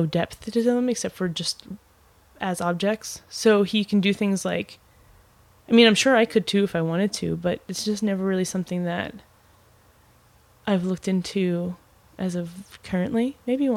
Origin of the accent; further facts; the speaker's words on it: Philadelphia, Pennsylvania, United States; moved away as an adult; now in Chicago, United States; Growing up in Philly and having diners everywhere